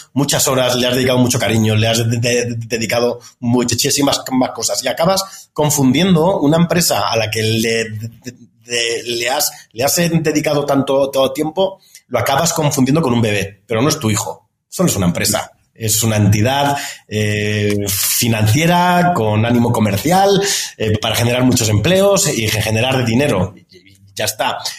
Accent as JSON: {"language": "Spanish", "region": "Andalusia", "country": "Spain", "also_born_or_lived": "Madrid, Spain", "moved": "as an adult", "lives_now": "Mexico", "said": "soy andaluz, soy, soy del sur de España"}